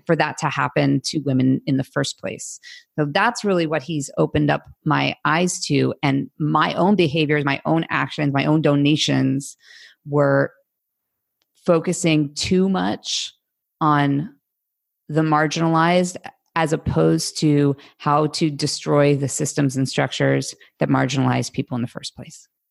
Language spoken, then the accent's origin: English; United States; as an American